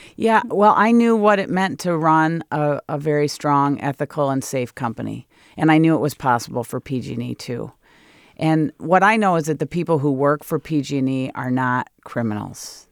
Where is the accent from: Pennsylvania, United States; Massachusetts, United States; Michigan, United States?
Michigan, United States; moved away as an adult; now in California, United States; I'm in a great place in my hometown, lived next door to my sister and next door to my dad